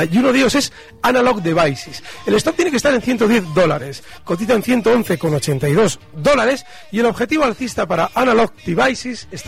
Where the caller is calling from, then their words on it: Barcelona, Catalonia, Spain; Hola, buenos días. … de Barcelona.